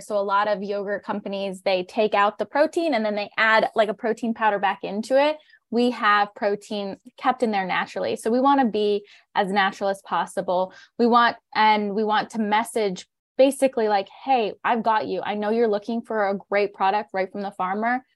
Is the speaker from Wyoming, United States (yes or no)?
no; northern Pennsylvania, United States; we are fourth generation on our family's organic dairy and crop farm. So we're a regenerative farm in northern Pennsylvania